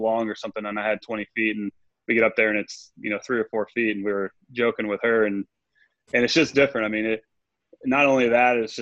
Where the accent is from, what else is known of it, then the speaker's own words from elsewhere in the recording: Virginia, United States; growing up in Virginia